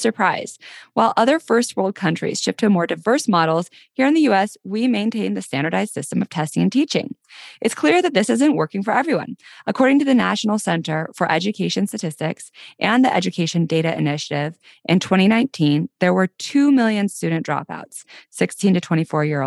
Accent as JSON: {"language": "English", "town": "Denver", "region": "Colorado", "country": "United States", "tie": "born or raised there", "said": "my hometown, Denver"}